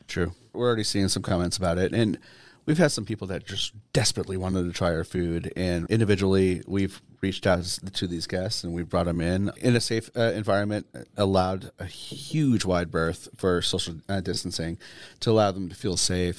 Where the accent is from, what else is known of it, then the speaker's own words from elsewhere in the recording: Southern New Hampshire, United States; moved away; I am from Southern, uh, Southern New Hampshire